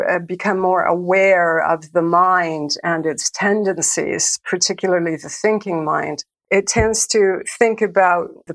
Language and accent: English; Calgary, Alberta, Canada; I grew up in a city called Calgary